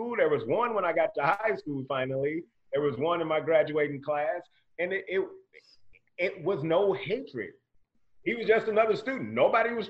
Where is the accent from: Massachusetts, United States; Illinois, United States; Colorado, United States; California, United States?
Illinois, United States; East St. Louis; now in Mesa, United States; I grew up in East St. Louis, and it's 99% black